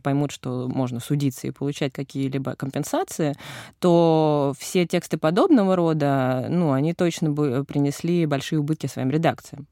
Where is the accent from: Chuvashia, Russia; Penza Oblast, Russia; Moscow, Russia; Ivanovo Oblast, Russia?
Moscow, Russia; я, э, москвичка с опытом работы в ЧОПах нулевым